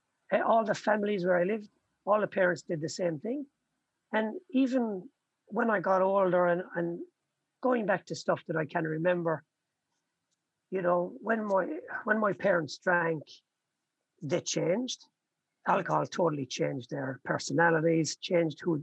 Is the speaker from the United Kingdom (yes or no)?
no; Limerick, Munster, Ireland; I was born in Limerick in Ireland. I've got 9 brothers and sisters. You know, we grew up and lived in a council house on a council estate.